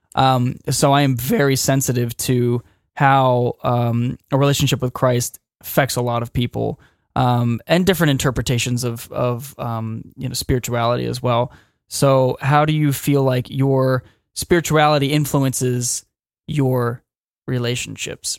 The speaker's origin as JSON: {"language": "English", "town": "Wilmington", "country": "United States", "tie": "born or raised there", "said": "born and raised in Wilmington, as we all are"}